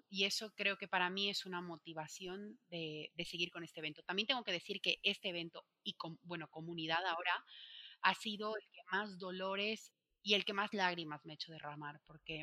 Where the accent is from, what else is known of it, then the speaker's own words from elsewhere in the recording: Bolivia; moved away as an adult; now in Spain; cuando me vine a vivir a España al principio, para ganarme dinero, porque era estudiante, como en mi país no hay Sara, no hay Inditex